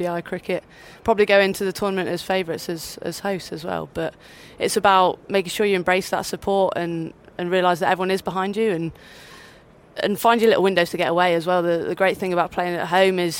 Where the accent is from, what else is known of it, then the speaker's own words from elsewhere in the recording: Devon, South West England, United Kingdom; I was from a smaller county when I grew up in Devon